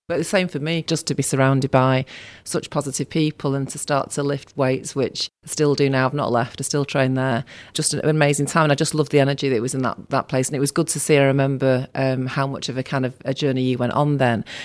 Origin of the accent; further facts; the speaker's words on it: Salford, North West England, United Kingdom; also born or lived in Manchester; And I'm born in Manchester, but I grew up in Salford.